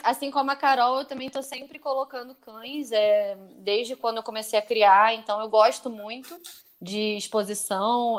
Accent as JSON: {"language": "Portuguese", "country": "Brazil", "said": "nós brasileiros"}